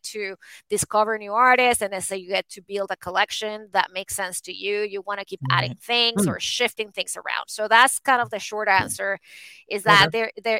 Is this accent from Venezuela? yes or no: yes; Venezuela; moved away; I was born and raised in Venezuela